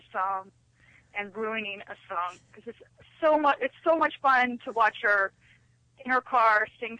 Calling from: Steamboat Springs, Colorado, United States; I'm calling from Steamboat Springs, Colorado

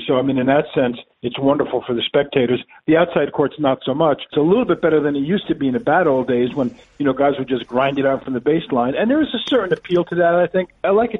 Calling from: New York City, New York, United States; New York City.

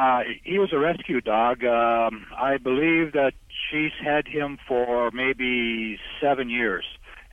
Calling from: North Dakota, United States; Well, right now I'm in North Dakota. I'm a truck driver on the road.

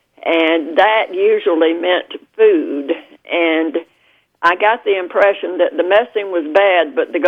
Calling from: Columbus, Georgia, United States; Well, I'm calling from Columbus, Georgia, the Deep South.

